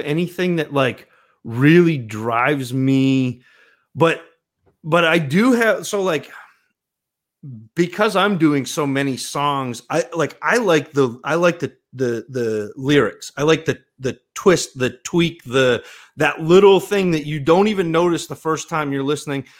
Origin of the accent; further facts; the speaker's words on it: northern Maine, United States; I grew up in northern Maine